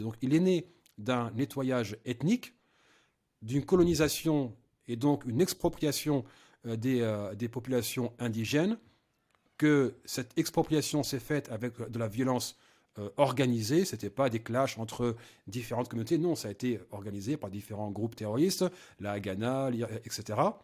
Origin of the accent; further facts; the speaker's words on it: France; je suis français